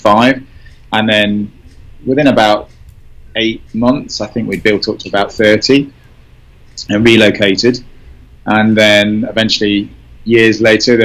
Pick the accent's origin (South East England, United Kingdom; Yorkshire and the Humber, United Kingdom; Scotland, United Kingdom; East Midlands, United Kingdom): East Midlands, United Kingdom; Nottingham; moved away as an adult; also born or lived in London / Kingston upon Thames; now in United States; I'm from Nottingham in the United Kingdom. So I am born and bred in Nottingham